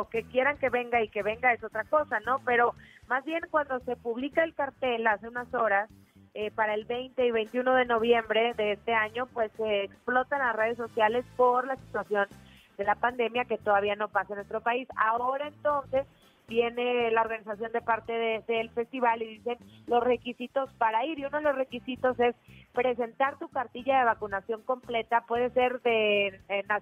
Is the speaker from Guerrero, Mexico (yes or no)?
no; Pachuca, Hidalgo, Mexico; now in Mexico City, Mexico; Em, soy de Pachuca, pero llevo ya un ratito viviendo aquí en la Ciudad de México.